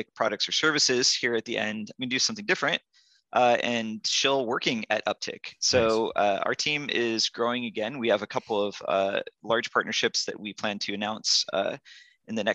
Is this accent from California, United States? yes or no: yes; Yosemite, California, United States; moved away; I grew up in Yosemite and skied a lot growing up